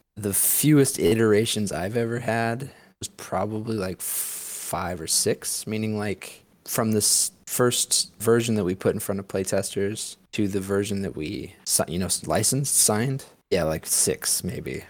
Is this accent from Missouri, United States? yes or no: yes; St. Louis, Missouri, United States; I'm from St. Louis. Grew up in St. Louis